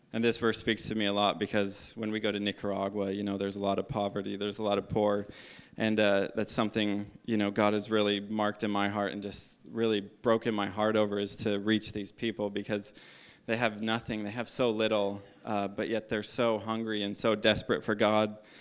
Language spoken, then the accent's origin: English; United States; moved away as an adult; now in Australia; my home country is America